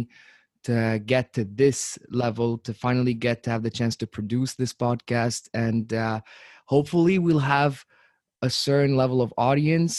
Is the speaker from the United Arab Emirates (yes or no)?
yes; Abu Dhabi, United Arab Emirates; moved away as an adult; also born or lived in Tunisia / England; I'm from Tunisia. I've lived in the UAE, in Abu Dhabi, from 2008 till 2016, and further, and after 2016, of course, as I would call it my home even to this day. But I was raised in Abu Dhabi for most of my life